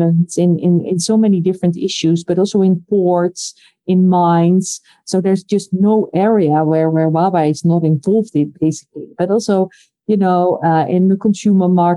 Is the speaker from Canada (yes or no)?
no; Netherlands; I come from the Netherlands